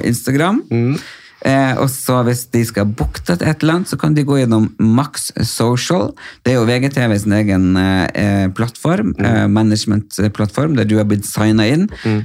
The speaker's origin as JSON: {"language": "Norwegian", "region": "Nordland", "country": "Norway", "moved": "yes", "lives_now": "Oslo, Norway"}